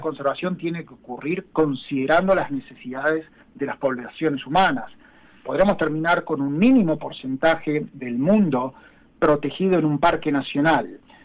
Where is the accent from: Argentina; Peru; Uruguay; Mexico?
Argentina; Yo soy argentino, trabajo en Sudamérica